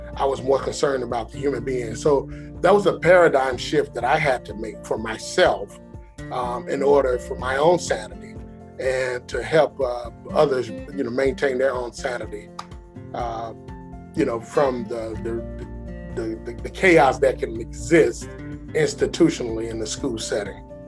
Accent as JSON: {"language": "English", "town": "Chicago", "region": "Illinois", "country": "United States", "moved": "yes", "lives_now": "Atlanta, United States", "said": "I'm from Chicago"}